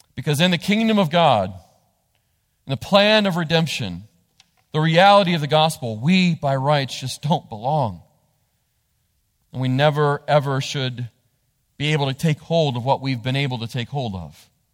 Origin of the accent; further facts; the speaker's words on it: United States; the rights we have as American citizens